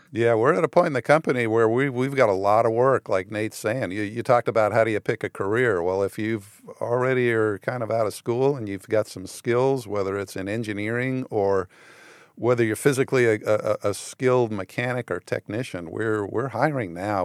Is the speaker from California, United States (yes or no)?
yes; San Fernando Valley, California, United States; moved away; I grew up in the San Fernando Valley